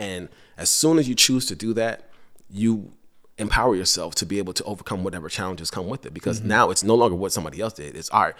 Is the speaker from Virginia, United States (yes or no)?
yes; Henrico, Virginia, United States; So growing up in Henrico and then I moved to the city, probably around 2014 or 2015.